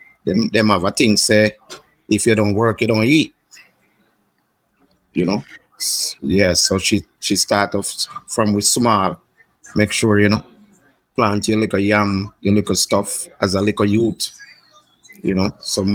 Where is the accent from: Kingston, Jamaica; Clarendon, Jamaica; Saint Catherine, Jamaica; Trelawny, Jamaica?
Trelawny, Jamaica; I'm born in a town, but I'm going to country when I'm a little boy with my mother. So we grew up in Chulani for like a couple of years. Yeah, a place named Spring Garden in Chulani, you know. We're in the back of the country, you see.